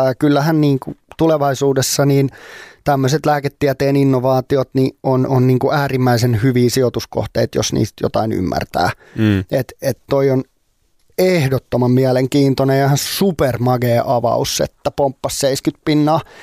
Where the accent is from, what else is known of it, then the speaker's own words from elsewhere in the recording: Finland; ei pääse siitä tälleen suomenruotsalaisena